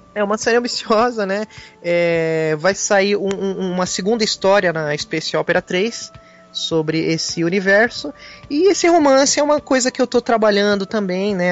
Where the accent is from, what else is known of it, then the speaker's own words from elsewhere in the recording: São Paulo, Brazil; eu sou de, de São Paulo